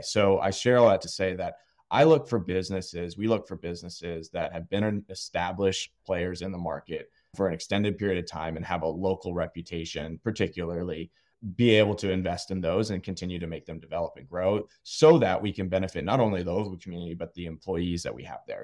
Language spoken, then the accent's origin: English; Austin, Texas, United States; moved away as an adult; also born or lived in Virginia; I'm actually born and raised in Austin